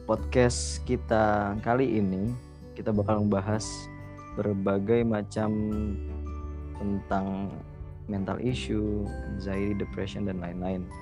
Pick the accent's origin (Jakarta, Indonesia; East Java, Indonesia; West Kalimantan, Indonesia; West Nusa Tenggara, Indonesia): East Java, Indonesia; Jember; Gue dari Jember